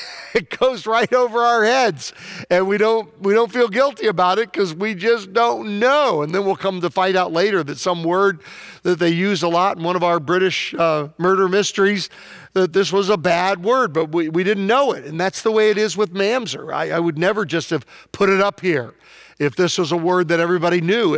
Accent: Prince George, Virginia, United States; moved away; the most famous person from my hometown, Prince George, Virginia, was Larry Brooks

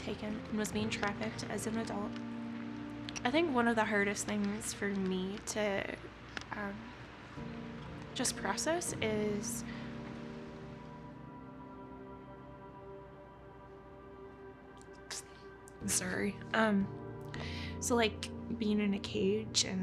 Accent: Canada; I'm originally from Canada

